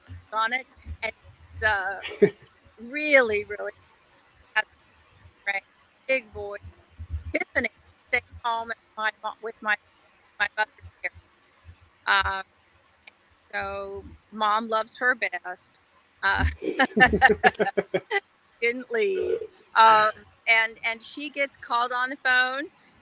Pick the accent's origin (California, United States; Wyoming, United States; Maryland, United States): Maryland, United States; moved away as an adult; also born or lived in Huntington, West Virginia / Ohio; We lived in Ohio for a long time. And then when I was about 10, we moved to Maryland, and I was there until I was 19.